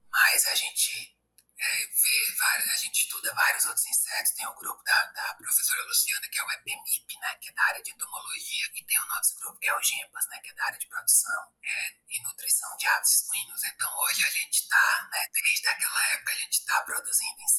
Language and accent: Portuguese; Piauí, Brazil; eu sou aqui do Piauí.